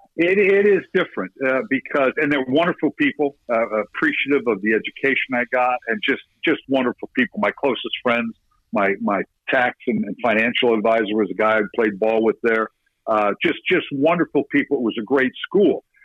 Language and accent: English; Redlands, California, United States; growing up in Redlands